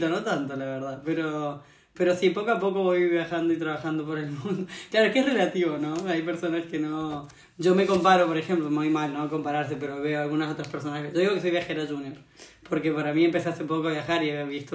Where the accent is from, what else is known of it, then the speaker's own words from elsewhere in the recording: Argentina; moved away as an adult; also born or lived in Australia; now in Valencia, Spain; soy argentina, tengo 26 años ahora